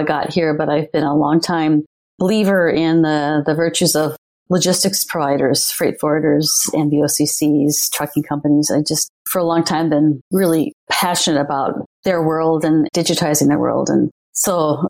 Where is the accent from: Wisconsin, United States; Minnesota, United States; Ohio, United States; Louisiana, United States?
Minnesota, United States; moved away as an adult; also born or lived in Illinois / California / New York; I was born in the Midwest